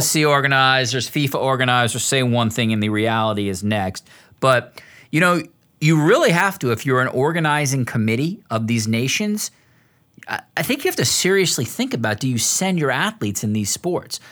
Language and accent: English; United States; as an American